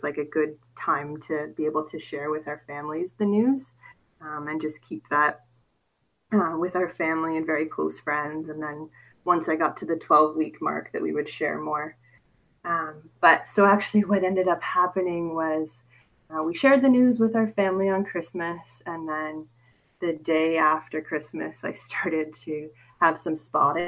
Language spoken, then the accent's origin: English; Canada; I am from Canada